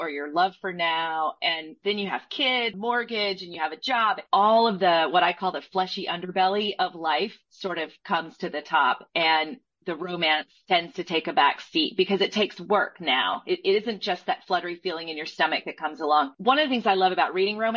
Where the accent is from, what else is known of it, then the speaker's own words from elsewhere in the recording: Southeastern United States, United States; I was raised in the Southeastern United States